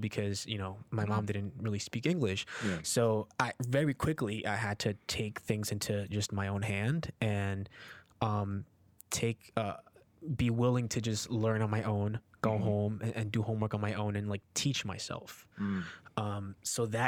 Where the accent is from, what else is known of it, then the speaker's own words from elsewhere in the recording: Newark, New Jersey, United States; also born or lived in Peru; I was born in Peru and I came here when I was four, and I grew up in Newark, New Jersey